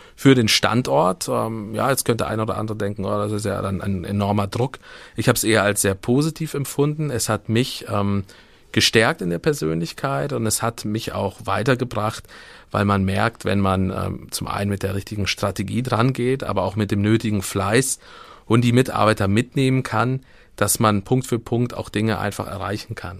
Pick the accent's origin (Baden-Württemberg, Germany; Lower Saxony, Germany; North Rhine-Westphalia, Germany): North Rhine-Westphalia, Germany; Siegburg; now in Kassel, Germany; komme aus dem wunderschönen Rheinland